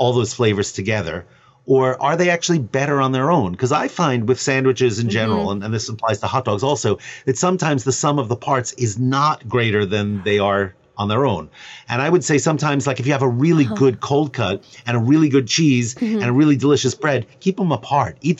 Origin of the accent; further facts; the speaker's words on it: New York, United States; I'm a New Yorker